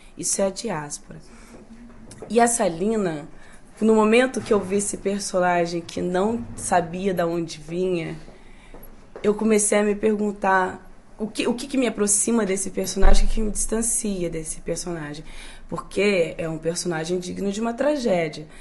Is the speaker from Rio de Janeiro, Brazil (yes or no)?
yes; Volta Redonda, Rio de Janeiro, Brazil; Eu sou de Volta Redonda. Volta Redonda é o interior do Rio, do, do, do país, do Brasil.